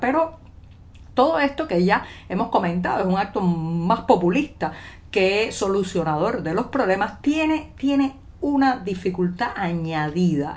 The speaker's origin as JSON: {"language": "Spanish", "country": "Cuba", "said": "cubana, periodista, ciudadana"}